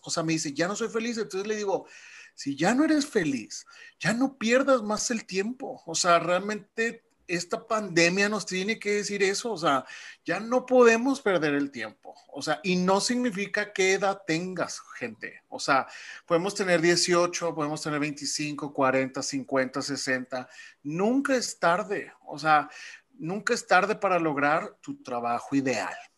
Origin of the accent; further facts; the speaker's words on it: Mexico; como buenos mexicanos